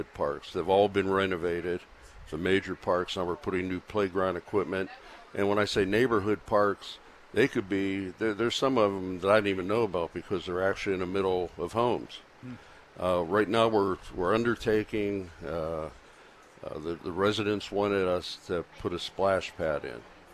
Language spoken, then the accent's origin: English; Baldwin, Pennsylvania, United States; also born or lived in New York City; now in Bethel Park, United States; I grew up in Baldwin